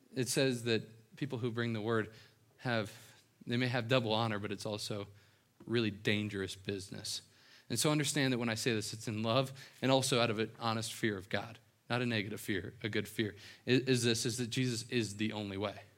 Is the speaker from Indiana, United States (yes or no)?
yes; right outside of Cincinnati, Ohio, southeastern Indiana, United States; moved away; this is my hometown. Um, right outside of Cincinnati, Ohio, s, southeastern Indiana